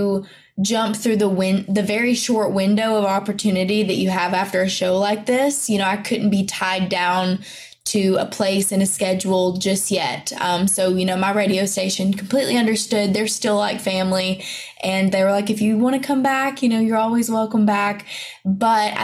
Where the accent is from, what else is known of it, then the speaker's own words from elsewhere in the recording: the South, United States; accent: country; I talk country and I'm from the South